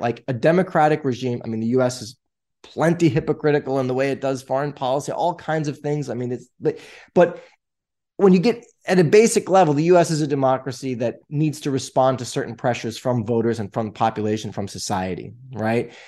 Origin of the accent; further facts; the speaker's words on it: New York, United States; I'm from New York, and that's where I live